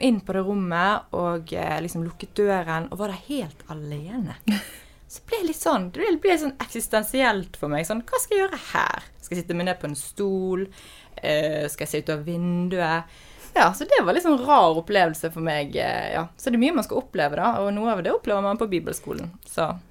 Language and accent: Norwegian; Bergen, Vestland, Norway; moved away as an adult; Jeg er jo fra Bergen, eh, også kjent som verdens vakreste by. Og jeg fra Fyllingsdalen, veldig feteste bydelen i Bergen